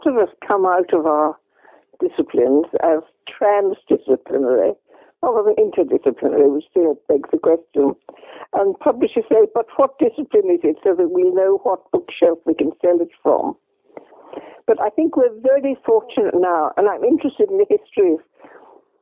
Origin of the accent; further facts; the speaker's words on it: Derry, Northern Ireland, United Kingdom; moved away; also born or lived in England / Donegal; growing up in Derry, the heart of the Troubles